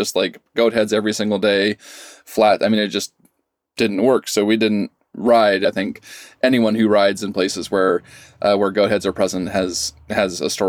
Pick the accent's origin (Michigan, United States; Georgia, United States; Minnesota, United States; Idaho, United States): Idaho, United States; Pocatello; I grew up in Southeast Idaho, Pocatello, and Moab was a place that we often went to for vacations.